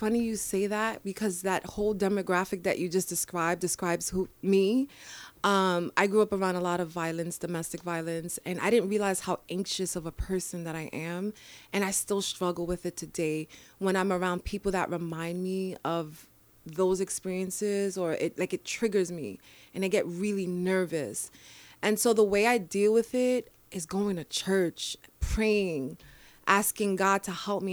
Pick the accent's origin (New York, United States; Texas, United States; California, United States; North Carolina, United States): New York, United States; New York City; I was born and raised in the Bronx